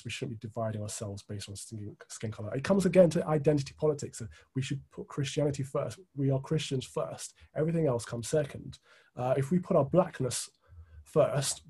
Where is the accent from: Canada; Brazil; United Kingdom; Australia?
United Kingdom; Midlands; where we grew up in the Midlands